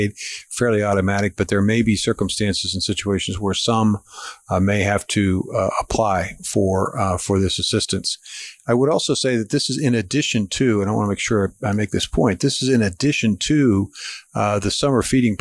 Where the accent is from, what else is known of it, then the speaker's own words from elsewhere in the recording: Pittsburgh, Pennsylvania, United States; moved away; I'm originally from Pittsburgh